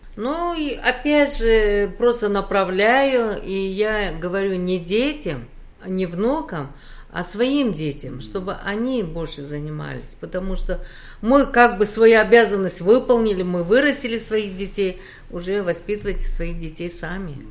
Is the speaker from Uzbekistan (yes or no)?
yes; Uzbekistan; moved away as an adult; also born or lived in Khabarovsk, Russia; now in South Korea; Вообще-то я родилась в Узбекистане, прожила там всю свою сознательную жизнь